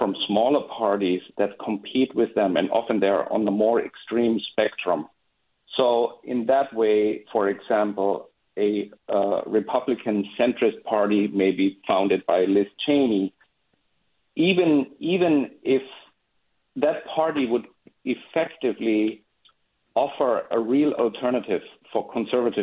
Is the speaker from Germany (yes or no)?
yes; Germany; now in Point Richmond, United States; I grew up in Germany